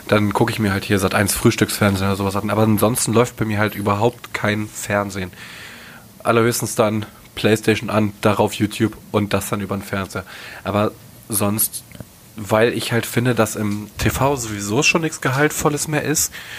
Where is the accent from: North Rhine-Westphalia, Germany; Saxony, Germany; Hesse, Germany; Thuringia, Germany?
North Rhine-Westphalia, Germany; Ich komme aus dem Westen. Bin ein kleiner Nordrhein-Westfaler